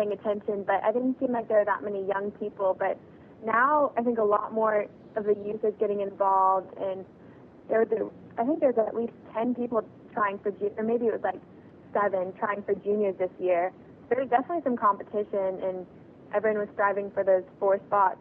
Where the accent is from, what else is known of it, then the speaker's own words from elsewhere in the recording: Texas, United States; I'm from Texas